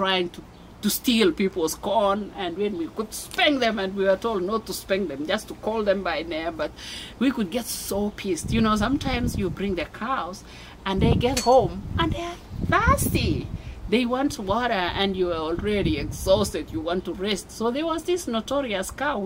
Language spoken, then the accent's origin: English; Mombasa, Mombasa County, Kenya; moved away as an adult; also born or lived in Des Moines, United States / Loveland, Colorado, United States; now in Colorado, United States; I was born and raised in Mombasa. That's another amazing city in Kenya.